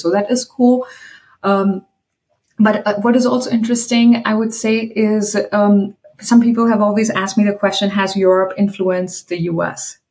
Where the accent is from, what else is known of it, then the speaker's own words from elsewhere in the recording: India; I am from India